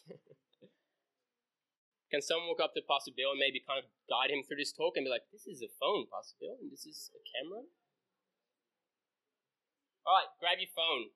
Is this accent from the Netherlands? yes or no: yes; Netherlands; moved away; It's where I grew up. I grew up in Holland.